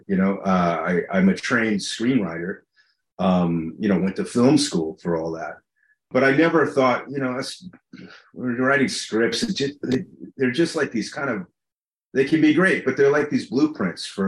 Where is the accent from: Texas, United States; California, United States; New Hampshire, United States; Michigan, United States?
California, United States; Los Angeles; growing up in Los Angeles in the 80s, I was in a swimming pool like 90% of the time